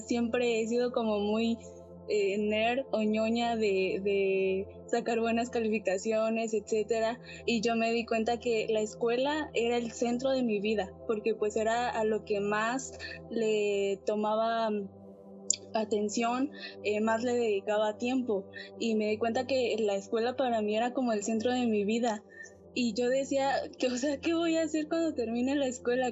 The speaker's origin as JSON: {"language": "Spanish", "country": "Mexico", "said": "soy de México"}